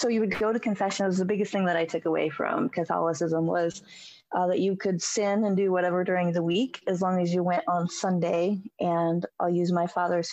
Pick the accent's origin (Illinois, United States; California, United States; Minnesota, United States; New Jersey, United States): Illinois, United States; Springfield; I grew up in Springfield, Illinois